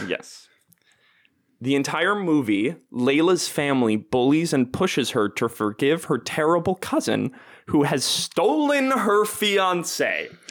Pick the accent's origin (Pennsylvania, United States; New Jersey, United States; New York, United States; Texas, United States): New Jersey, United States; now in Chicago, United States; I'm from New Jersey